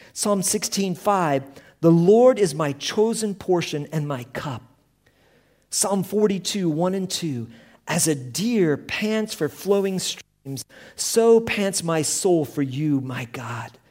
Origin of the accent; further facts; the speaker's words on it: Colorado, United States; we come from Colorado, camping was a big part of our life